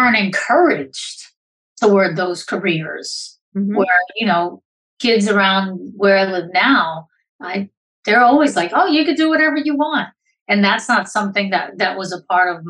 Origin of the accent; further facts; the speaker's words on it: Puerto Rico; I'm a Puerto Rican woman